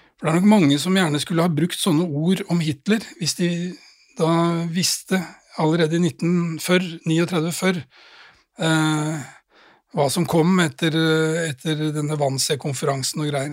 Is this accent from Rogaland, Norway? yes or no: no; Drammen, Buskerud, Norway; jeg var jo 13 år gammel og satt hjemme i Drammen